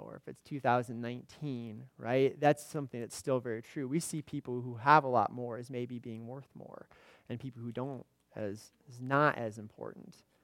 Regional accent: Indiana, United States; moved away as an adult; also born or lived in central Illinois; now in Illinois, United States; I grew up in Indiana. I've lived in central Illinois here for the last 10 years

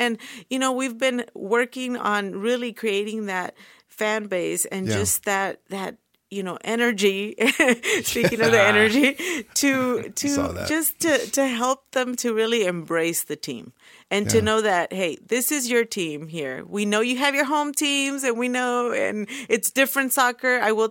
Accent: California, United States; now in Oklahoma, United States; But then a lot of them, they like my family, we came from California. And so they have migrated little by little to Oklahoma.

